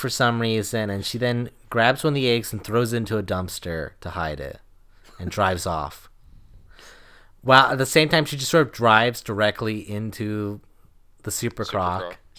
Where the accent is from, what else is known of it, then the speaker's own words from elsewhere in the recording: Florida, United States; And because I'm from Florida, I know it's underneath.